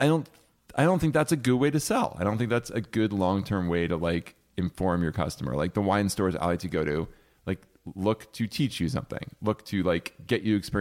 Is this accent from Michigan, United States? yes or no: no; New Jersey, United States; now in Los Angeles, United States